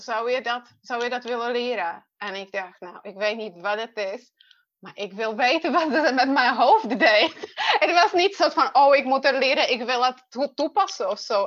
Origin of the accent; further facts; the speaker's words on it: Czechia; Dutch is a second language; moved away as an adult; now in Netherlands; Ik ben geboren in Tsjechië en ik woon in Nederland. Um, het wordt 21 jaar dit jaar. Eh, dat, ik, dat ik naar Nederland kwam